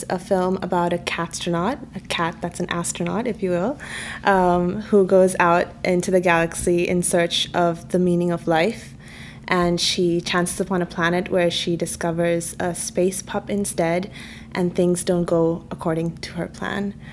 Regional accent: Kerala, India; first language Malayalam; English is a second language; Actually, it means um, cat in my mother tongue, which is Malayalam.

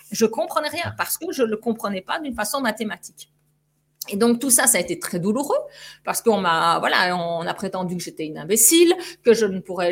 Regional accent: Belgium; notre drapeau belge

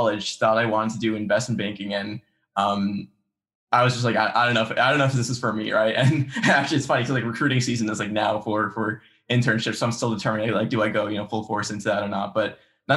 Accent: New Jersey, United States; grew up, I've lived my entire life in Central Jersey

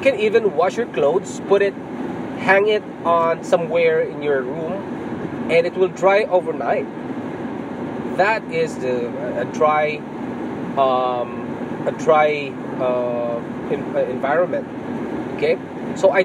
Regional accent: Philippines; moved away as an adult; now in Canada; I came from Philippines

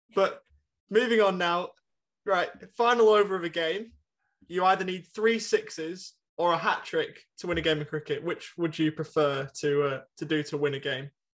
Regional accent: England, United Kingdom; now in Australia; we're both English

